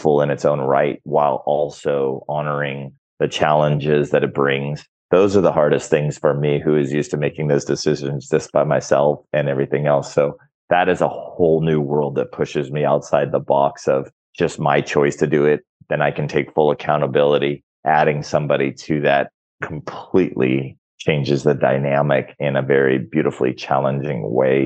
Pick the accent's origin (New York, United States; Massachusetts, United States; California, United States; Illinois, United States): California, United States; Orange County; now in Mexico; I grew up in Orange County, California. So I grew up with food very plentiful